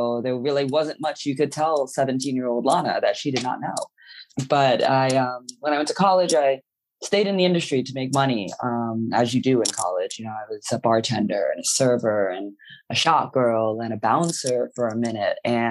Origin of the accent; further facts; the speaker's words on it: New York City, New York, United States; I grew up in New York City. I was born at the at New York Hospital